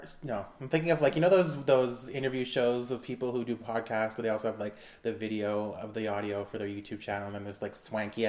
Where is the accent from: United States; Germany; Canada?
Canada; we're Canadian